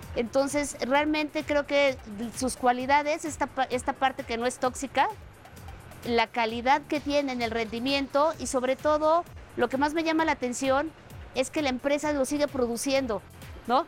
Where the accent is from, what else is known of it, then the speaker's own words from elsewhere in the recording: Mexico; como mexicana